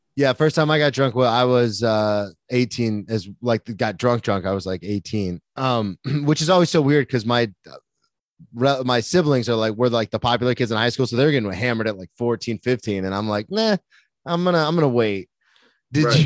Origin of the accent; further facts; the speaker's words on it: Florida, United States; I'm from Florida